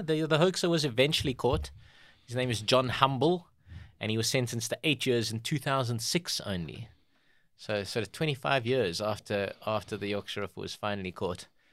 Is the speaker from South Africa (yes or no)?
yes; South Africa; we as the South African public